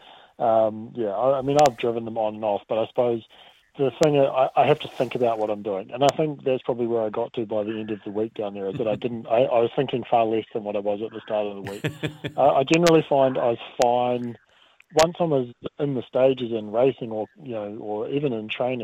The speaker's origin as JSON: {"language": "English", "town": "Dunedin", "region": "Otago", "country": "New Zealand", "moved": "yes", "said": "I'm from Dunedin originally."}